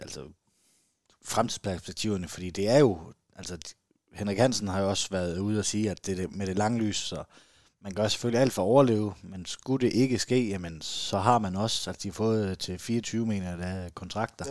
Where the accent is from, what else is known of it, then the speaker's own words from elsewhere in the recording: Southern Jutland, Southern Denmark, Denmark; jeg er sønderjyde